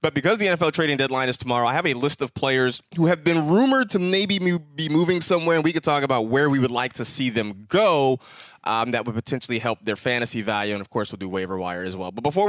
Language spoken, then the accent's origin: English; California, United States; There are fires right near my hometown up in Northern California.